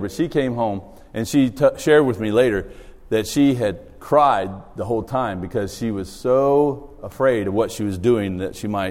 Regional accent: Australia; moved away; I grew up in Australia

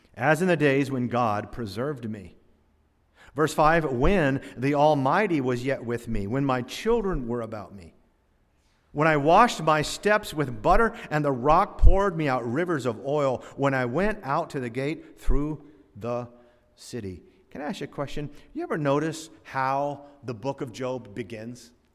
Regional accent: Florida, United States; growing up in Florida

